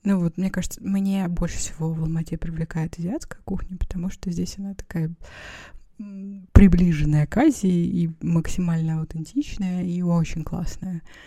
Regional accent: Perm, Perm Krai, Russia; moved away; в детстве, в Перми были эти магазины

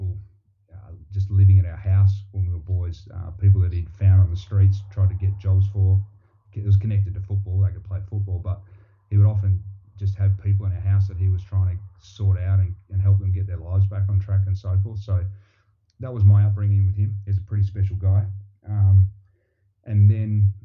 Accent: Ferguson Valley, Western Australia, Australia; moved away as an adult; also born or lived in England; now in New Zealand; I was brought up in a dairy farm in a little place called Ferguson Valley in 2 hours south of Perth, Western Australia

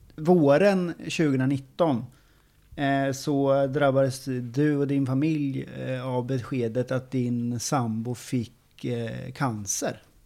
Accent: Åby, Östergötland, Sweden; jag, jag är ju från Åby

